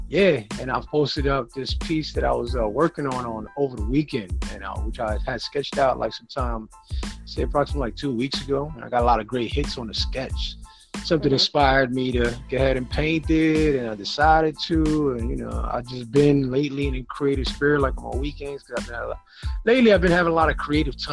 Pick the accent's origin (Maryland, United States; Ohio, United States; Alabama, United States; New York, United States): New York, United States; I'm a New Yorker